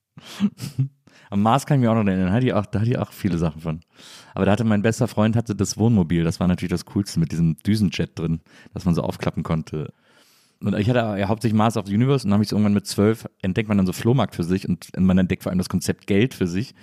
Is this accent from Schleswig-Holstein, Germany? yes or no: no; a town between Cologne and Bonn, North Rhine-Westphalia, Germany; moved away; ich äh, komme aus so einer Stadt zwischen Köln und Bonn, auch so eine Kleinstadt